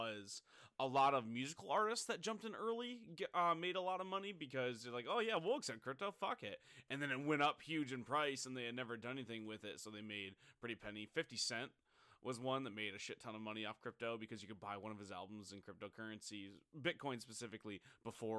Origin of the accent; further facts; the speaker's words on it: Midwest, United States; growing up in the Midwest